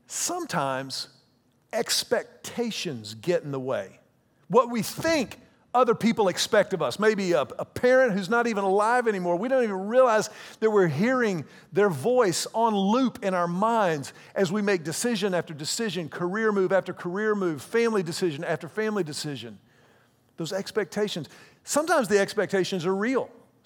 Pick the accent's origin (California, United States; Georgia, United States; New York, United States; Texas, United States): Texas, United States; Houston; also born or lived in Austin / Dallas; When I was at the University of Texas, I came to Austin from Houston. After the University of Texas, I lived in Dallas.